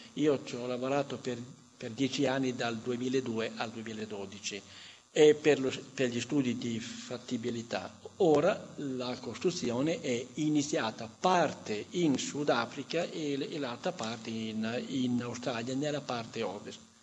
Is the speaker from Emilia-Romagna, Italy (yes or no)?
yes; Emilia-Romagna, Italy; io, io sono romagnolo, conosco bene il, il romagnolo